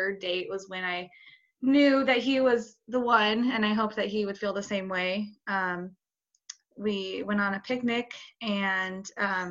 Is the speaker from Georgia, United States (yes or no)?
no; Boise, Idaho, United States; I'm from Boise, Idaho